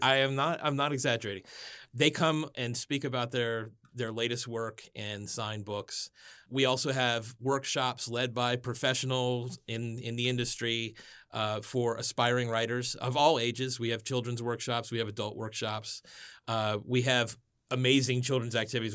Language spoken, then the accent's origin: English; Miami, Florida, United States; also born or lived in Washington, D.C.; now in Gaithersburg, United States; I grew up in Miami, Florida